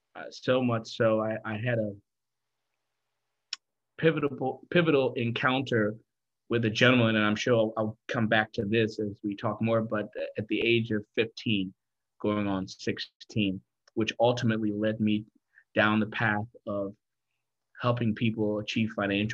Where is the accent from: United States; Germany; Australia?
Germany; Freiburg, Baden-Württemberg; born there; also born or lived in Kenya; I was born in Germany, West Germany, Freiburg to be exact. I lived there mm-hmm. for a little bit, a year or two.